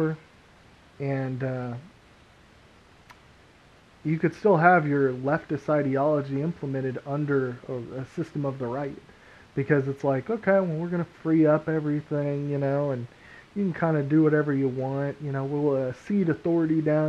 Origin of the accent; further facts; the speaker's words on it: Texas, United States; We're from Texas.